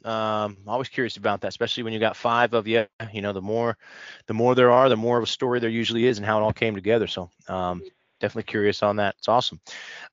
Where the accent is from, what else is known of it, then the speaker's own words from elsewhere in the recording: Midwest, United States; also born or lived in Nashville, Tennessee; now in Chicago, United States; The Midwest is my home